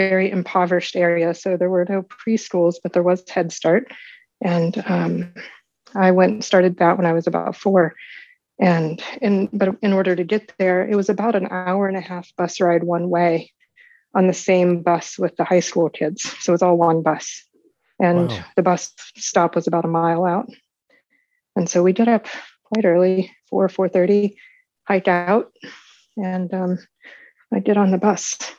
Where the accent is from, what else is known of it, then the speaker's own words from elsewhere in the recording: southwestern West Virginia, United States; moved away as an adult; also born or lived in Chicago; now in New Hampshire, United States; I grew up in southwestern West Virginia, close to the coal counties